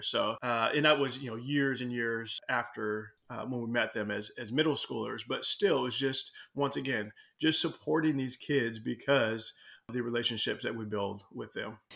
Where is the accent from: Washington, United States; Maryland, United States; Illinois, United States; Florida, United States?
Washington, United States; Seattle; I grew up in Southwest Seattle, Burien, uh, White Center, Des Moines, all through there